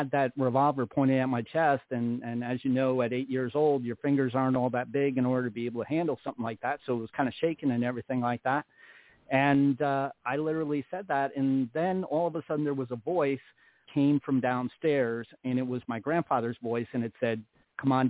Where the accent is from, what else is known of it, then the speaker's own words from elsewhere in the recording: Troy, New York, United States; also born or lived in Averill Park, New York; I was born and raised in New York in a small town. I was born in Troy, and I was raised in an outskirt town called Aver Park